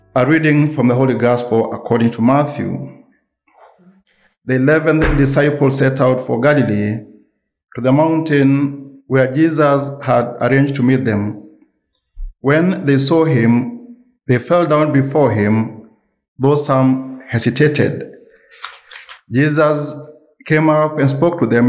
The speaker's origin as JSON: {"language": "English", "country": "Kenya", "said": "I come from a different culture, and I'm, I'm an African, I'm a Kenyan"}